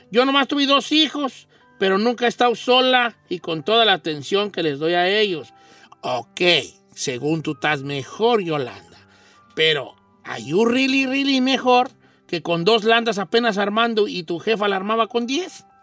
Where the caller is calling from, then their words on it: Anaheim, California, United States; De aquí, de Anaheim.